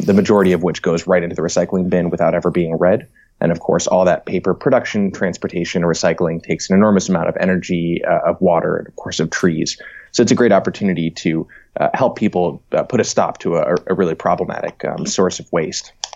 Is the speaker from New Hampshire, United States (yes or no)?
yes; New Hampshire, United States; moved away as an adult; also born or lived in New York City; now in Berkeley, United States; I'm originally from the East Coast, from New England. Uh, grew up in New Hampshire